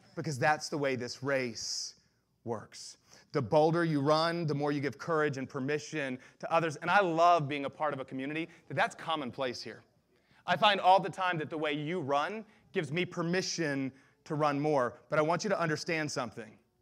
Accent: the South, United States; I grew up in the South all of my life

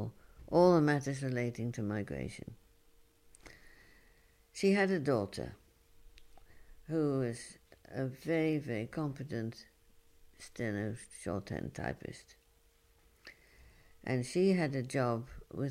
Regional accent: London, United Kingdom; moved away as an adult; I come from London, but I live here and I'm working here.

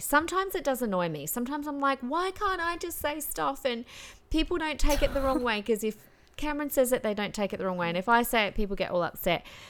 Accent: Adelaide, South Australia, Australia; moved away as an adult; now in Queensland, Australia; growing up in Adelaide

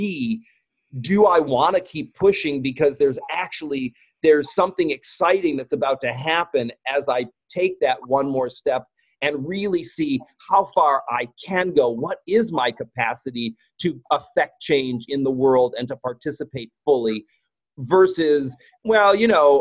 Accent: United States; as a gay man growing up in America

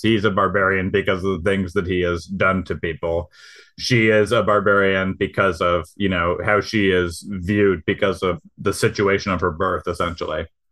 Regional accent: Michigan, United States; I'm from Michigan

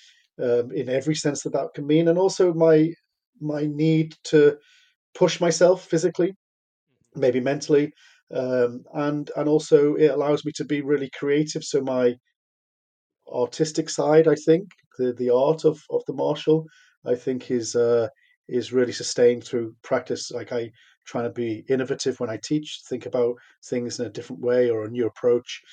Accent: Liverpool, North West England, United Kingdom; I grew up in Liverpool

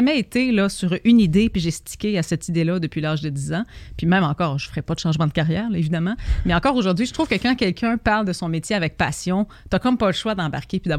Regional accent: Montreal, Quebec, Canada; je viens de Québec et j'habite euh, maintenant à Montréal. Je suis venue à Québec, on a déménagé à Montréal quand j'étais très jeune.

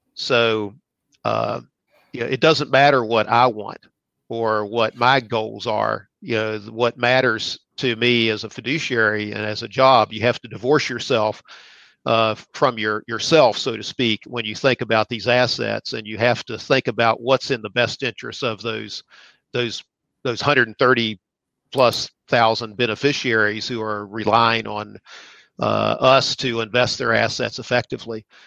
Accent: Cross Lanes, West Virginia, United States; also born or lived in Nitro, West Virginia; I'm just a guy from West Virginia. I grew up in Nitro or I mean, cross lanes, but went to school, high school at Nitro, West Virginia

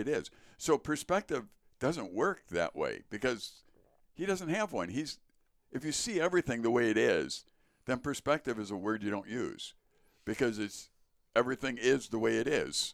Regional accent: Chicago, Illinois, United States; now in Wisconsin, United States; born in Chicago

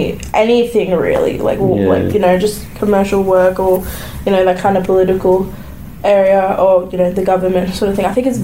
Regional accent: Queensland, Australia; I'm from Queensland.

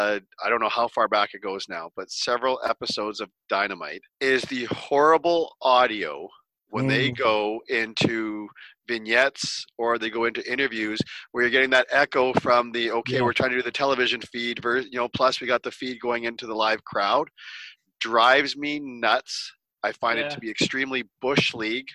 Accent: Canada; being Canadian

